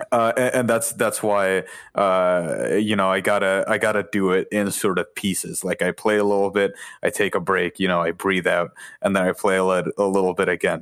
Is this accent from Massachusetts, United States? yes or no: yes; Boston, Massachusetts, United States; I'm from Boston